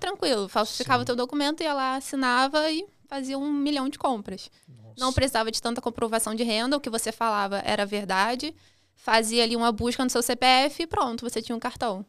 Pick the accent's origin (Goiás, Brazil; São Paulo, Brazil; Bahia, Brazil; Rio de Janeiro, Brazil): Rio de Janeiro, Brazil; Duque de Caxias; nasci em Caxias, na Baixada, no Rio de Janeiro